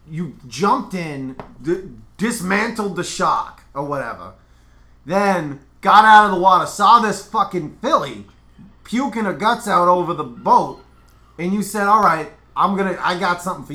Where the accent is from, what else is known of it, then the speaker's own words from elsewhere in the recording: New Jersey, United States; I'm from New Jersey.